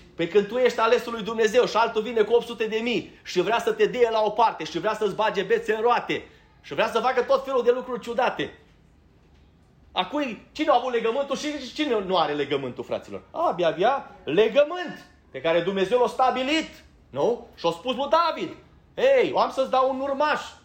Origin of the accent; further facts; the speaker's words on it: Banat, Romania; moved away; eu din Banat